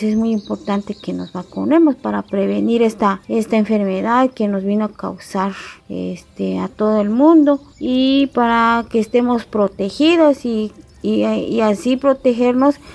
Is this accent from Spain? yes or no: no; Oxchuc, Chiapas, Mexico; soy originaria de Ochuc, tengo 40 años.